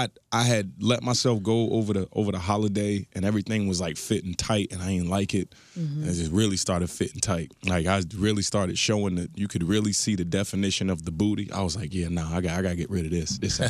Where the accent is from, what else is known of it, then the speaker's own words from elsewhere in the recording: Virginia Beach, Virginia, United States; I'm from Virginia Beach.